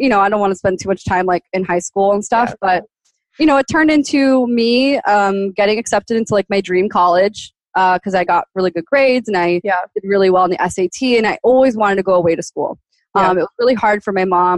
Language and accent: English; Miami, Florida, United States; I grew up in Miami, Florida